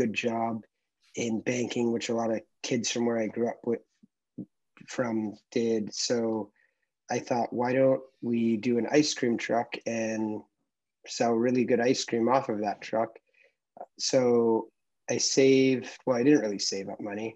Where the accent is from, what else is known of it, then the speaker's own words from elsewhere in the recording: Connecticut, United States; I was born in Connecticut and I grew up there, one of four kids